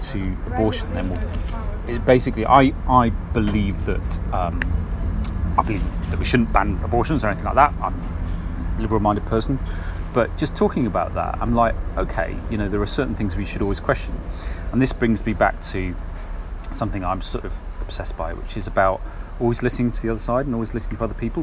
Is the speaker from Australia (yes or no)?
no; Kenneth Clarke's constituency, East Midlands, United Kingdom; I grew up in Kenneth Clark's constituency